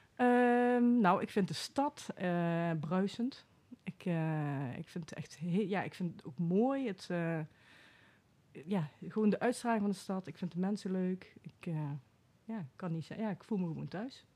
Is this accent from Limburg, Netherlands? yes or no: yes; Venlo, Limburg, Netherlands; moved away as an adult; also born or lived in Enschede / Veldhoven; now in Den Bosch, Netherlands; in Venlo ben ik opgegroeid